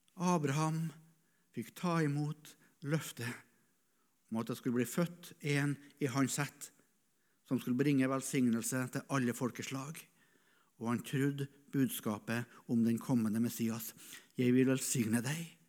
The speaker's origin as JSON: {"language": "Norwegian", "country": "Norway", "tie": "born or raised there", "said": "Jeg satt som gutt i Misjonsforeninga hjemme på Rødde"}